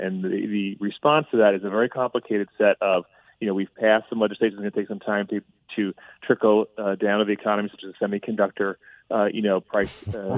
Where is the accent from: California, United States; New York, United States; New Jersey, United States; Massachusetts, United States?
New Jersey, United States; also born or lived in Pennsylvania; I'm originally from New Jersey. I spent some time in Pennsylvania.